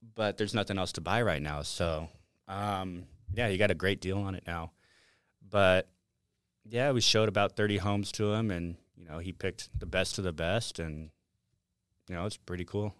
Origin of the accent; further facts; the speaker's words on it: Las Vegas, Nevada, United States; born and raised in Las Vegas and grew up here